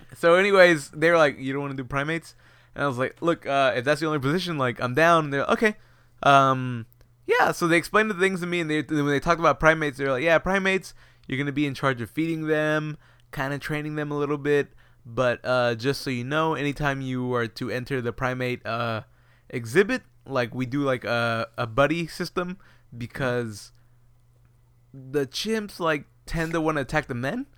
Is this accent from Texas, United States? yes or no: yes; Houston, Texas, United States; We are from Houston